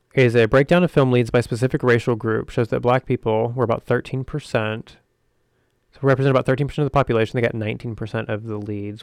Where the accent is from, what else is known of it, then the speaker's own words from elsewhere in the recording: the South, United States; I grew up in the South, and I didn't see myself reflected in the world around me